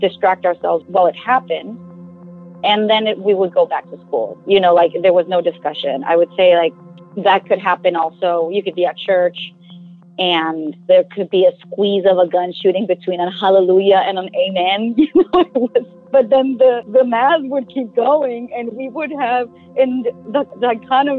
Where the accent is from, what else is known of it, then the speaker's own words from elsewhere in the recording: Culiacán, Sinaloa, Mexico; moved away as an adult; also born or lived in Mexico City; I grew up in Culiacán, Sinaloa, Mexico